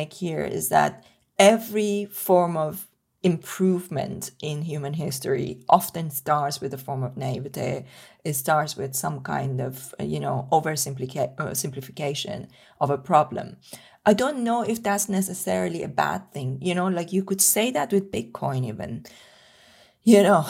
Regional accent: Iran; moved away; when I was growing up in Iran

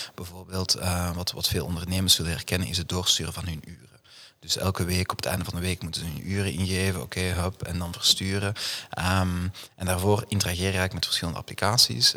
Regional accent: Duffel, Flanders, Belgium; moved away as an adult; now in Amsterdam, Netherlands; ik ben inderdaad uh, geboren en getogen in het Antwerpse, eh, in, in Duffel

